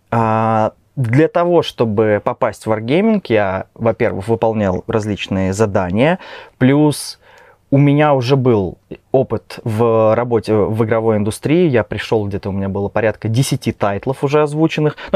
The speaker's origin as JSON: {"language": "Russian", "town": "Kaliningrad", "region": "Kaliningrad Oblast", "country": "Russia", "moved": "as an adult", "lives_now": "Minsk, Belarus"}